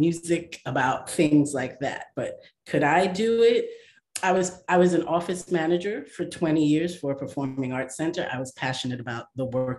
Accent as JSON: {"language": "English", "town": "New York City", "region": "New York", "country": "United States", "said": "I am from Brooklyn, New York"}